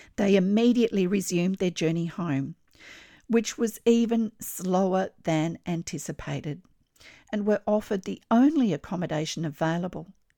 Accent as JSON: {"language": "English", "country": "Australia"}